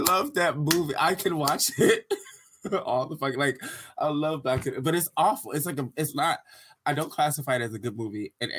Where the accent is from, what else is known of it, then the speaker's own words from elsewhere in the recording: Detroit, Michigan, United States; now in Arizona, United States; so coming from Detroit to Arizona, it was such a fucking culture shock. So it was like literally the year I moved out here